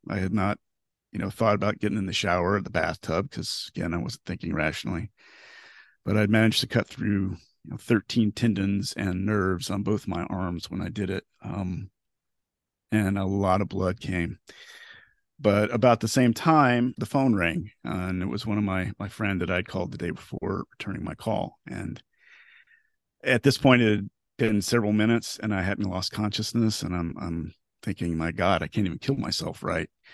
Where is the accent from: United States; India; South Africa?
United States; Florida; also born or lived in Knoxville, Tennessee; I was born and raised in Florida